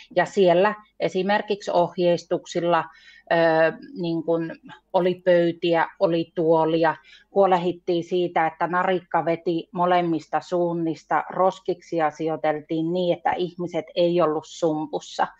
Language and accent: Finnish; Saariselkä, Lapland, Finland; Mä oon siis Saariselältä, Lapista